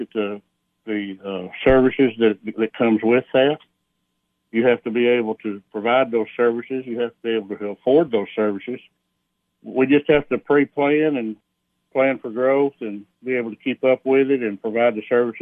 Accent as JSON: {"language": "English", "town": "Algood", "region": "Tennessee", "country": "United States", "tie": "born or raised there", "said": "I grew up in Allgood, lived there basically all my life"}